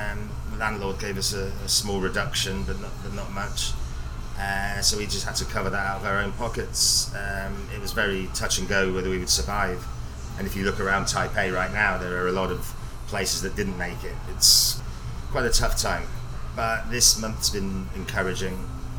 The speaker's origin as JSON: {"language": "English", "region": "England", "country": "United Kingdom", "moved": "yes", "lives_now": "Taiwan", "said": "I'm English, pale skinned, not used to this fierce heat."}